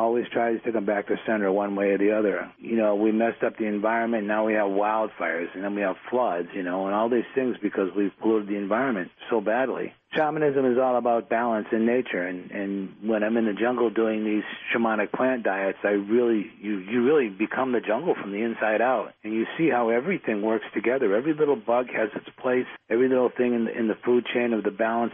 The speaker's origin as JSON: {"language": "English", "town": "Boston", "region": "Massachusetts", "country": "United States", "tie": "born or raised there", "said": "I grew up in Dorchester in Boston."}